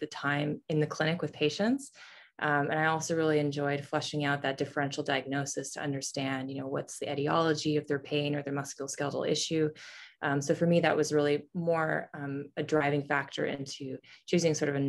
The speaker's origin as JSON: {"language": "English", "country": "Canada", "moved": "yes", "lives_now": "St. Louis, United States", "said": "I'm actually originally from Canada."}